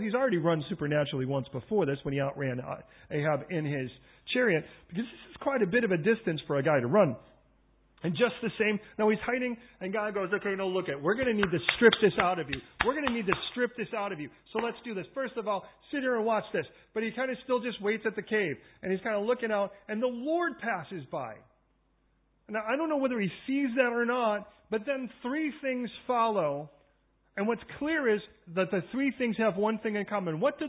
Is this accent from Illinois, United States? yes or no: yes; Chicago, Illinois, United States; now in London, United Kingdom; I come from originally from Chicago. They call it the Windy City.